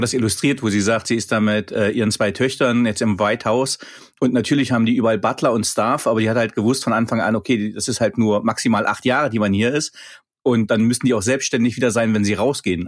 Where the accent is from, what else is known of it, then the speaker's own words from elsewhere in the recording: East Germany, Germany; Wir kommen ja nun beide, sind beide, ich, beide gebürtige DDR-Bürger